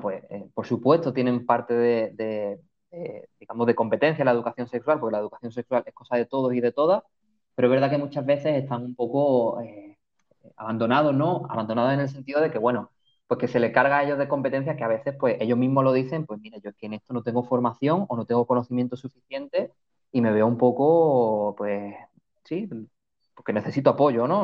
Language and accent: Spanish; Málaga, Andalusia, Spain; moved away as an adult; Vivo en una isla y soy de Málaga, o sea que el olor a mm. mar me recuerda a la infancia, al colegio, al instituto, a la familia